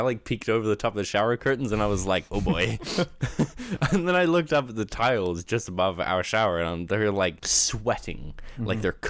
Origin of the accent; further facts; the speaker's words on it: Canada; also born or lived in Australia; So at the house I grew up in Canada, obviously yep. Not the one in Australia.